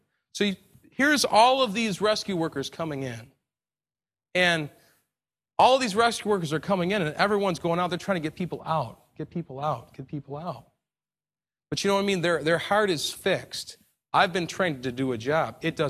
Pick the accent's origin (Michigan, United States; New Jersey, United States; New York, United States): New York, United States; I'm from New York, and, you know, 2001, we had the Twin Towers fall, and it was a tragedy in New York City.